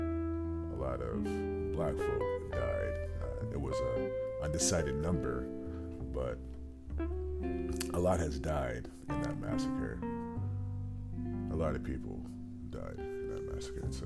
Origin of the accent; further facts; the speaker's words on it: Stratford, Connecticut, United States; I'm from Connecticut